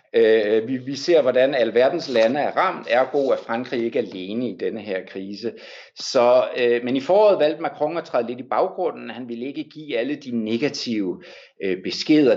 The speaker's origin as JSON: {"language": "Danish", "country": "Denmark", "moved": "yes", "lives_now": "Paris, France"}